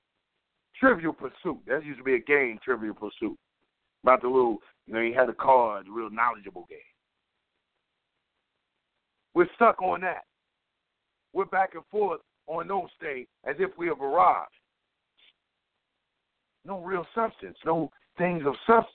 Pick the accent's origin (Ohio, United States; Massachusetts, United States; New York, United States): Ohio, United States; Cleveland; moved away; I came from Cleveland.